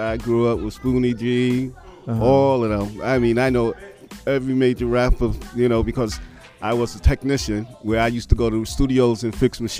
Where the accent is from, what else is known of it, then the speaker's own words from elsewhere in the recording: New York, United States; when I was coming up in New York, it was more family orientated, mm-hmm. neighborhood orientated.